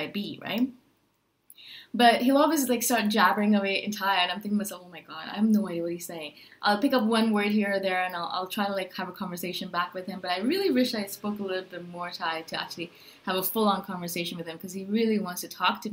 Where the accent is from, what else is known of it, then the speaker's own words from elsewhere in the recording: India; now in Chiang Mai, Thailand; I'm from India originally